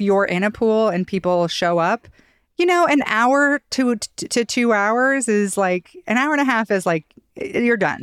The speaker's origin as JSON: {"language": "English", "region": "Idaho", "country": "United States", "tie": "born or raised there", "said": "growing up in Idaho"}